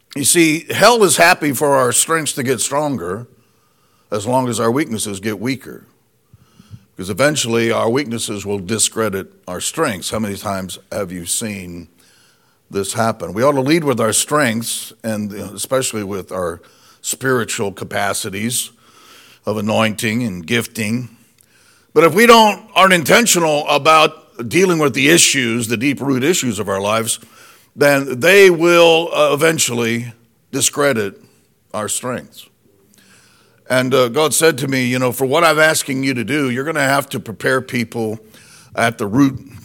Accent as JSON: {"language": "English", "region": "Indiana", "country": "United States", "moved": "yes", "said": "we're originally from Indiana"}